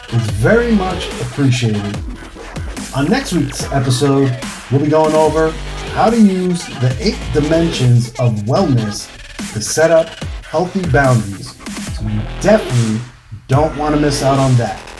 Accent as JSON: {"language": "English", "region": "New York", "country": "United States", "tie": "born or raised there", "said": "experiences growing up in New York"}